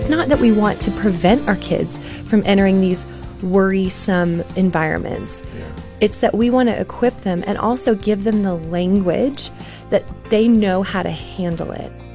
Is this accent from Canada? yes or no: yes; Canada; I grew up in Canada